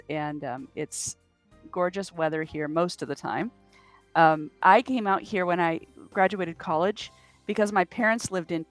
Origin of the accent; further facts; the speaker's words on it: California, United States; also born or lived in Mississippi; My dad was in the military. I grew up in the Air Force, and we were stationed out there